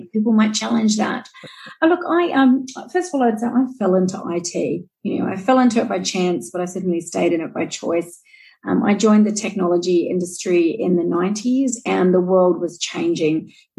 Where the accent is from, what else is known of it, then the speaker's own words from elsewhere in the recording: New Zealand; now in Australia; And I am a Kiwi, and I know there's a few of us living here in Australia.